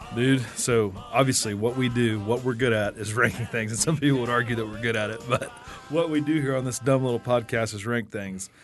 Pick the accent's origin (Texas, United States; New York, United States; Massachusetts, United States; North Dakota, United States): Texas, United States; Wichita Falls; We grew up in Wichita Falls